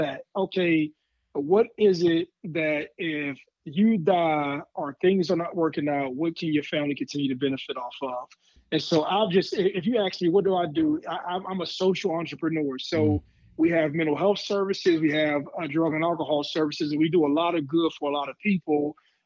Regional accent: Ohio, United States; I'm born and raised in Ohio, played in Ohio, I'm gonna stay in Ohio.

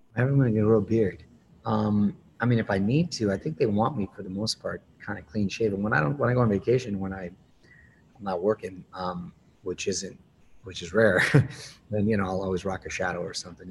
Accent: Chula Vista, California, United States; moved away as an adult; I was born and raised there, first generation. I went to Chula Vista Junior High and high school

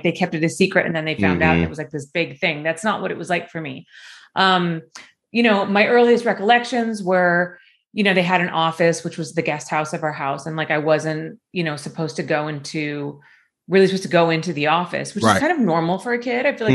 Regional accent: Los Angeles, California, United States; also born or lived in Hollywood, Los Angeles / Calabasas, California; I grew up in like the Culver City, Mar Vista area

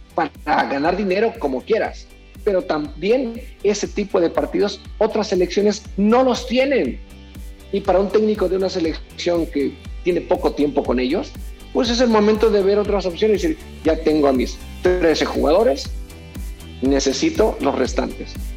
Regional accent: Mexico; also born or lived in Culiacán; como mexicano

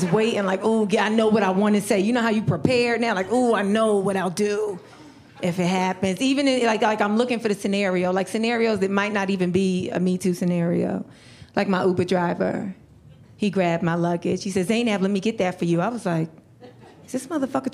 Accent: New York, United States; now in Los Angeles, United States; I grew up in New York

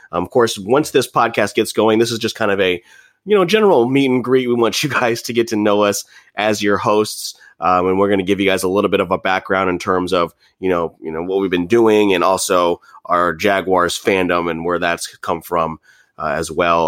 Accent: Dallas, Texas, United States; now in Jacksonville, United States; I am from Dallas, Texas, so, uh, I do, you know, claim both cities as, as my hometowns.

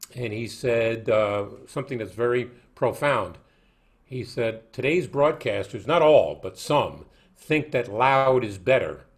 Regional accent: New York City, New York, United States; when I grew up in Brooklyn

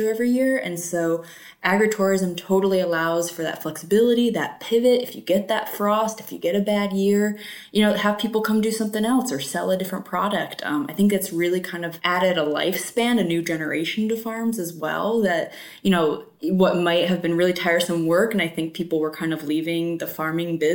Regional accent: Macomb County, Michigan, United States; I'm from Macomb County, and so I grew up knowing the Blake's farm name

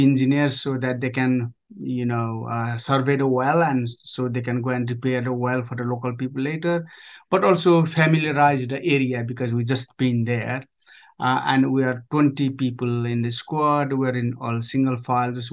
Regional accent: Nepal; moved away as an adult; now in United Kingdom; I grew up in Nepal. I was born in Nepal. up to age of 19, and I joined British Army and moved up to moved to UK

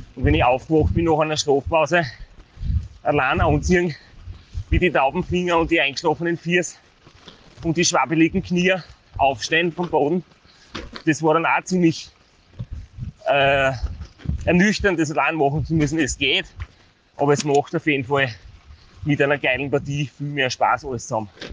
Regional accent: Styria, Austria; als Steirer

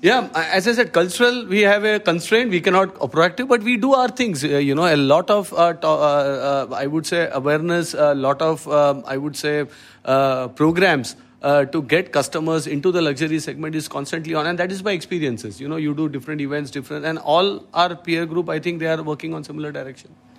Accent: Mumbai, Maharashtra, India; also born or lived in Thrissur, Kerala; in Trishur, brought up in Bombay, yes. And, uh, in the suburbs of Bombay, to Kandivali, to be precise

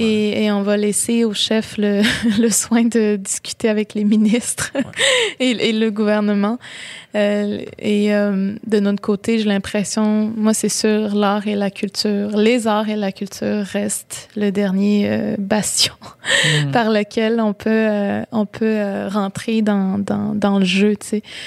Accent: Baie-Comeau, Quebec, Canada; j'ai grandi à Bécomo, dans la ville

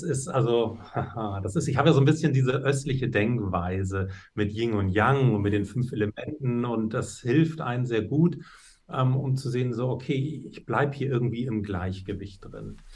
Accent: Hamburg, Germany; bin ich in Hamburg zur Schule gegangen gegangen

